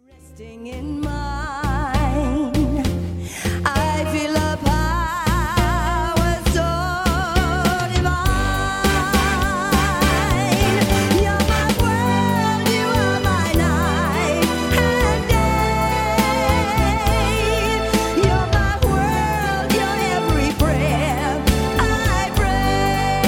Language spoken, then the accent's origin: English; Melbourne, Victoria, Australia; I'm from Melbourne, and we lived in commission flats when I was from about 3 to 10 years old in Collingwood